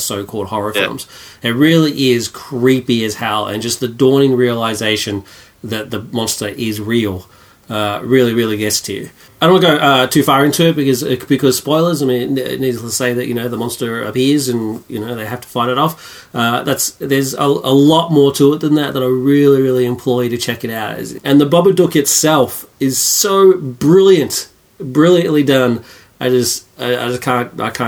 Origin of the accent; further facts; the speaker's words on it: Australia; I love my country. I'm a patriot, and I love being Australian